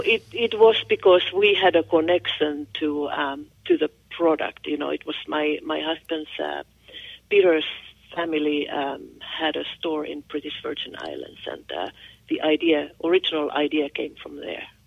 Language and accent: English; Finland; accent: Finnish; English is a second language; moved away as an adult; now in United States; I'm from Finland